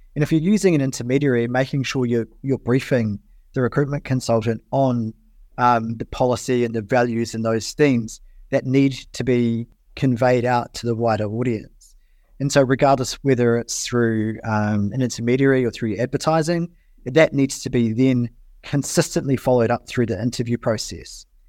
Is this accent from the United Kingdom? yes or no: no; New Zealand; as a New Zealander